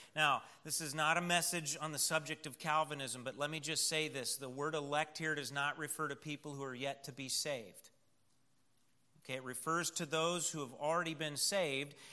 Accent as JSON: {"language": "English", "country": "United States", "said": "we have as American Christians"}